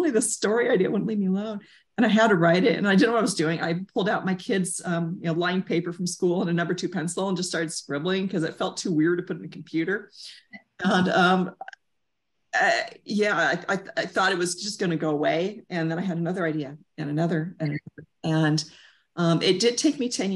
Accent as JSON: {"language": "English", "region": "Southern California", "country": "United States", "tie": "born or raised there", "said": "I grew up in Southern California"}